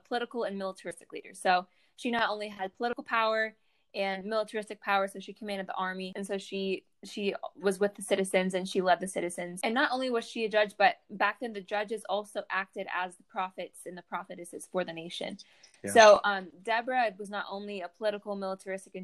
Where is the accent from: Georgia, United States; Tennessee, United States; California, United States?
Georgia, United States; Atlanta; I am from Atlanta, Georgia. I go to school at Liberty